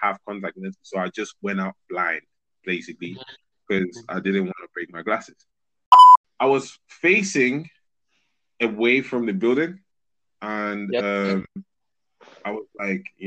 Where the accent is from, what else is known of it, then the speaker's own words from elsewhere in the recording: Madrid, Community of Madrid, Spain; first language Spanish; English is a second language; moved away as an adult; now in United Kingdom; I was born and raised in Madrid, Spain. Yes, I said it with the correct pronunciation because Spanish is my first language.